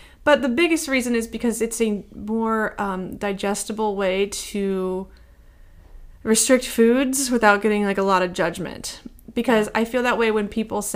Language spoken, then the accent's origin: English; Midwest, United States; I'm from the Midwest